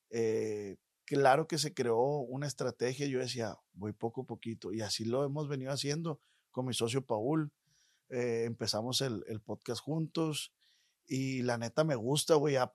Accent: Culiacán, Sinaloa, Mexico; De Culiacán, Sinaloa.

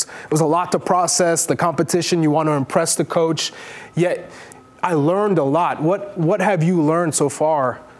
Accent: Newark, New Jersey, United States; Again, I'm from Newark, not New

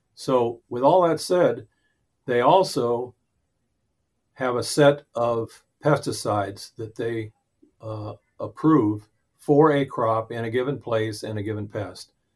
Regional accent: Central Valley of Arizona, United States; I grew up in the Central Valley of Arizona

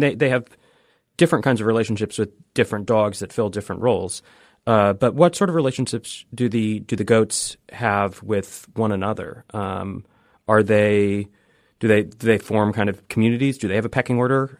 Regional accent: Pacific Northwest, United States; moved away; I'm from the Pacific Northwest

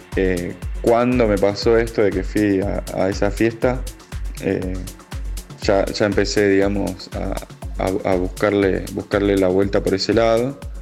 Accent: San Luis, Argentina; soy de San Luis Capital

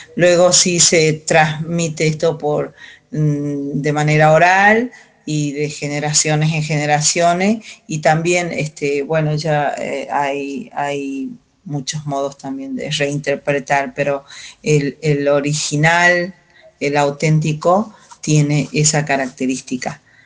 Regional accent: Calchaquí Valleys, Salta, Argentina; coplera de Salta, norte de Argentina, valles calchaquíes, Em, Andes, zona de 3.000 metros de altura en adelante. Eh, nací en ese espacio de la tierra

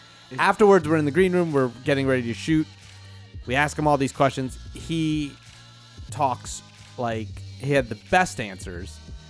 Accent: Abington, Pennsylvania, United States; I'm from Abington, right?

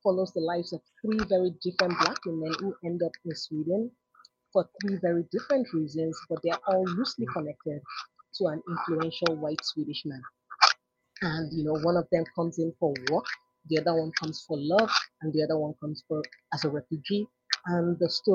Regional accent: Nigeria; moved away; growing up in Nigeria

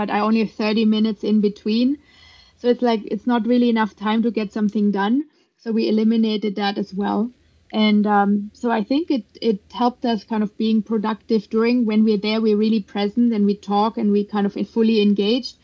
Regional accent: Germany; moved away as an adult; now in United States; I grew up in Germany

